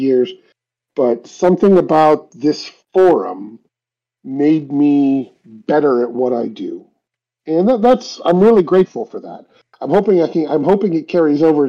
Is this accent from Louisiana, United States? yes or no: no; Cleveland, Ohio, United States; it's based in Cleveland. It's my hometown.